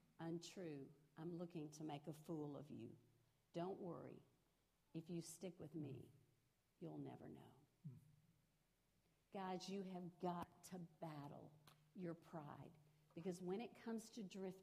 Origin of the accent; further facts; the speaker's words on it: Rosenberg, Texas, United States; I grew up in Richmond, Rosenberg, just right down the road. That's where I grew up.